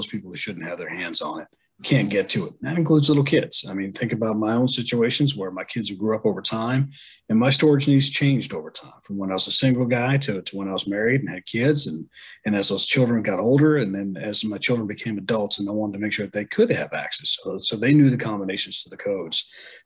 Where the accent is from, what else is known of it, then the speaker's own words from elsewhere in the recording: New England, United States; I'm from the New England area, and of course we grew up learning our Revolutionary War history